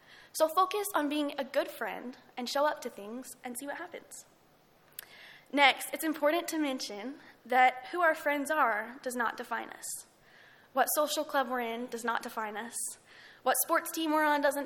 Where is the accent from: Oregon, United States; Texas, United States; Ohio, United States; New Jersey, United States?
Texas, United States; Lubbock; I'm from Lubbock